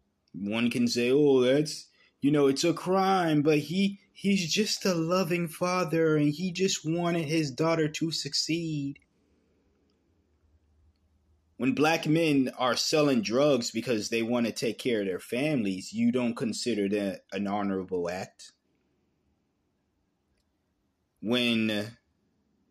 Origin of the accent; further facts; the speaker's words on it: New England, United States; growing up in New England